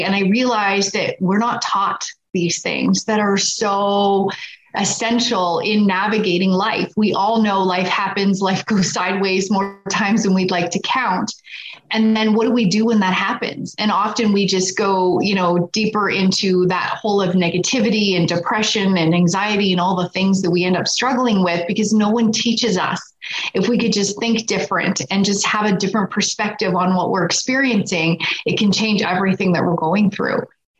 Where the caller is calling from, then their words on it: Edmonton, Alberta, Canada; Just outside of Edmonton, Alberta, Canada.